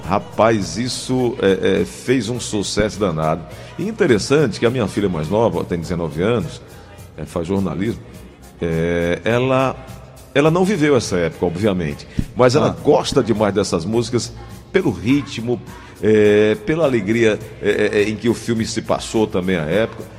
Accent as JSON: {"language": "Portuguese", "town": "Cajazeiras", "region": "Paraíba", "country": "Brazil", "tie": "born or raised there", "said": "lá em Cajazeiras, na minha terra."}